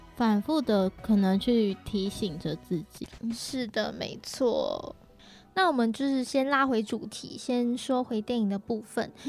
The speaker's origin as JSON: {"language": "Chinese", "country": "Malaysia", "said": "像我本身来自马来西亚，嗯。那我是华人"}